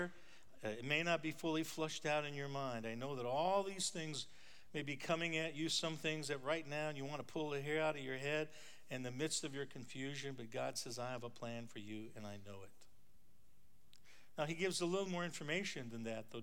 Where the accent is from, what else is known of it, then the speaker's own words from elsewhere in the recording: North Dakota, United States; When I was a kid growing up in North Dakota on a farm